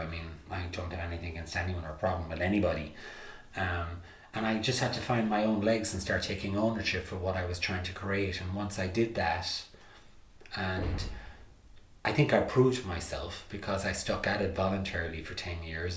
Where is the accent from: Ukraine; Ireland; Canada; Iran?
Ireland; Limerick, Munster; moved away as an adult; also born or lived in New York, United States; I remember going around Limerick in the eighties with my lino, body popping and breakdance